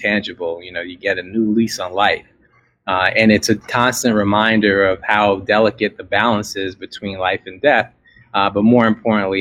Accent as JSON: {"language": "English", "town": "New York City", "region": "New York", "country": "United States", "tie": "born or raised there", "moved": "yes", "said": "I was born in America, born in a little town in New York called Brooklyn"}